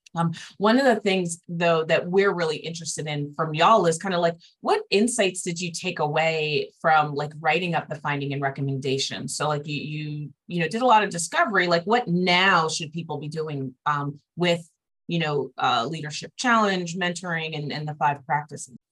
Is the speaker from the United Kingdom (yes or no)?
no; New Jersey, United States; now in Tallahassee, United States; My my brother and sister, we're originally from New Jersey